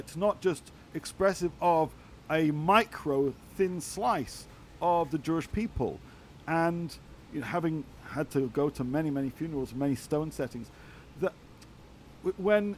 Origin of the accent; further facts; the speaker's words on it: England, United Kingdom; As a Brit, what did I see?